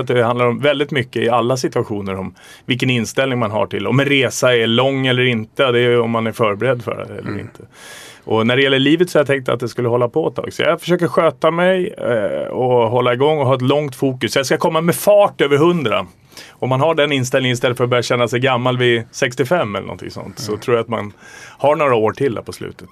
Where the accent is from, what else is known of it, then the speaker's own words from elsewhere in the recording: Stockholm, Stockholm County, Sweden; also born or lived in Vimmerby / Västervik; där är jag uppväxt, det har präglat mig